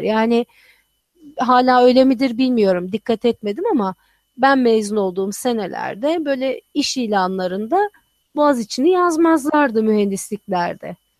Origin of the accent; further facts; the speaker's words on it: Turkey; moved away as an adult; also born or lived in Texas; Ben bütün hayatımı Türkiye'de geçirmişim.